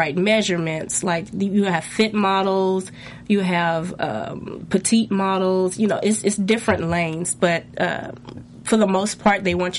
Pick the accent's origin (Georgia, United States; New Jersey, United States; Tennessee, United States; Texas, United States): Tennessee, United States; Nashville; I'm from Nashville, Tennessee, actually.